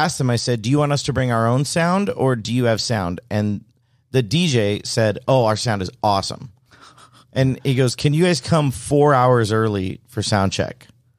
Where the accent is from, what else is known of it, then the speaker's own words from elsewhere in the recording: Henderson, Nevada, United States; I was born in Henderson. I was raised in Henderson.